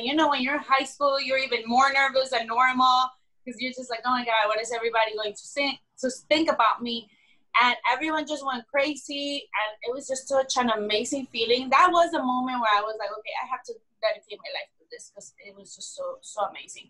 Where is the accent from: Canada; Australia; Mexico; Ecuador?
Mexico; Mexico City; also born or lived in California; I was born and raised in Mexico City